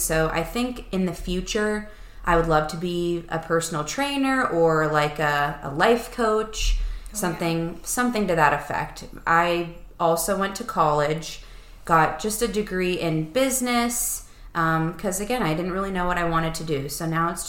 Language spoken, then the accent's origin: English; Erie, Pennsylvania, United States; Erie is where we all grew up. That's where I still am